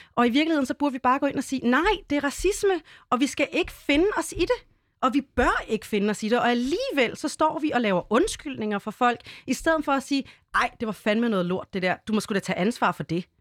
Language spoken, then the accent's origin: Danish; Denmark; Vi er danskerne